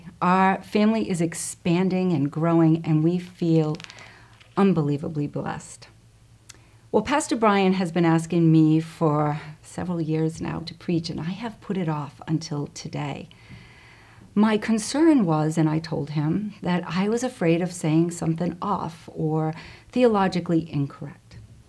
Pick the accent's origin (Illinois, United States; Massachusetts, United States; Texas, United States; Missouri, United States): Massachusetts, United States; Boston; accent: Boston; now in Princeton, United States; I moved here a little over 5.5 years ago from Massachusetts. So in our time together, my Boston accent may spring forth if it hasn't already.